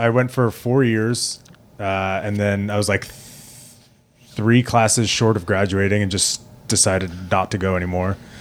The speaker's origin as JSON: {"language": "English", "town": "Plainview", "region": "New York", "country": "United States", "tie": "born or raised there", "said": "I grew up in Plainview, uh, which is, like, kinda smack dab in the middle of Long Island"}